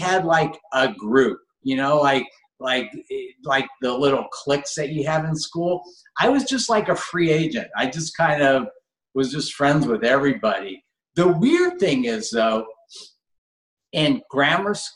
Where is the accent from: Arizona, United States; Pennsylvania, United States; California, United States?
California, United States; Los Angeles; I grew up in Granada Hills, California.